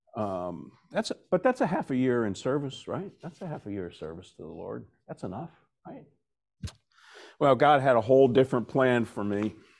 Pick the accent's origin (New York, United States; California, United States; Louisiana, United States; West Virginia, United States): West Virginia, United States; moved away as an adult; also born or lived in Vermont; now in New Jersey, United States; I'm originally from West Virginia, I'm making my way to Vermont full-time. I just stopped off in New Jersey for forty-three years to raise a family.